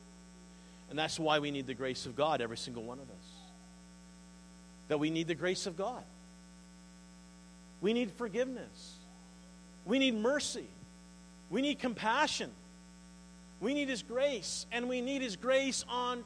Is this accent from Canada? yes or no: yes; the East, Eastern Canada, Canada; moved away; also born or lived in Sussex, New Brunswick; See, I'm from the East.